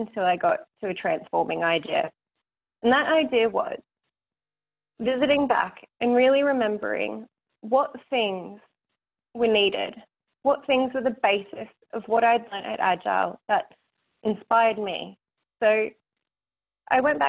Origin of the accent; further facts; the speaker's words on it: Australia; being Australian